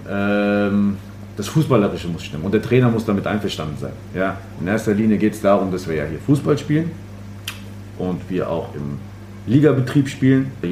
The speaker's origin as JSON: {"language": "German", "town": "Frankfurt", "region": "Hesse", "country": "Germany", "tie": "born or raised there", "said": "Ähm, wie viele aus Bockenheim äh, sind wir aber in Ginnheim geboren."}